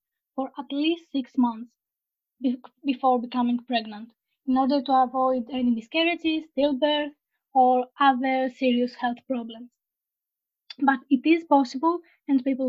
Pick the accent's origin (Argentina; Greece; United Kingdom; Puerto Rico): Greece; I'm from Greece. I live in Thessaloniki.